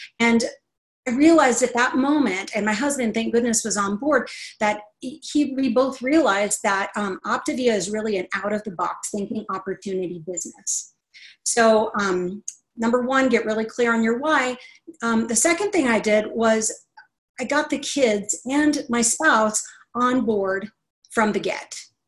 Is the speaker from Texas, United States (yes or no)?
yes; Texas, United States; I'm from Texas, but I lost my accent, y'all.